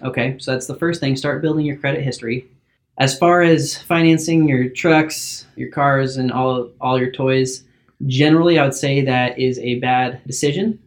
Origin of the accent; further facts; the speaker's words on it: Salem, Oregon, United States; also born or lived in Corvallis, Oregon; I grew up in Salem, Oregon, been here my whole life.